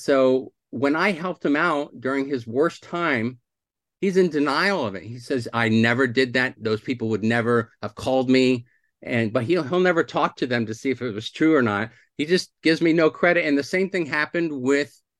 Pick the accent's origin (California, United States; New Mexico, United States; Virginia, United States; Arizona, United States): California, United States; Santa Rosa; also born or lived in South Philadelphia, Pennsylvania / Irvine, California; I was born in South Philly, but I grew up in Santa Rosa, California, Northern California